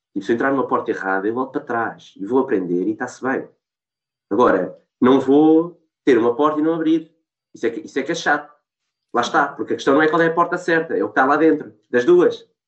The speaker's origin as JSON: {"language": "Portuguese", "country": "Portugal", "said": "nós somos portugueses"}